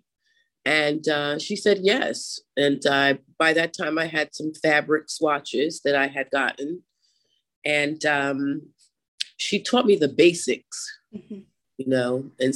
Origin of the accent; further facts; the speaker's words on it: Mamaroneck, New York, United States; now in Philadelphia, United States; I was literally born in the Westchester area. I went to grade school and high school in Mamaroneck, New York